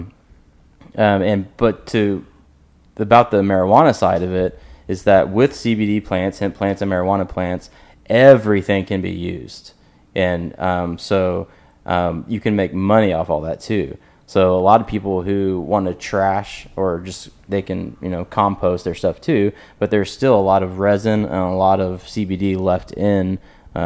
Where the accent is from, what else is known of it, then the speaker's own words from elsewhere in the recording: Oklahoma, United States; I'm from Oklahoma.